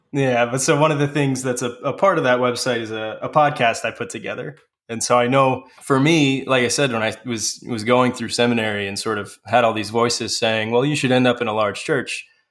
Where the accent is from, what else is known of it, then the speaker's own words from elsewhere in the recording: Manteno, Illinois, United States; I currently pastor a small church in my hometown of Manteno, Illinois